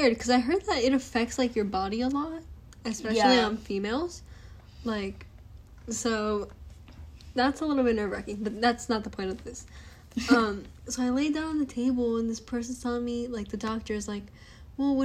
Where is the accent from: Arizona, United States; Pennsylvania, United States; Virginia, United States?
Arizona, United States; we're from Arizona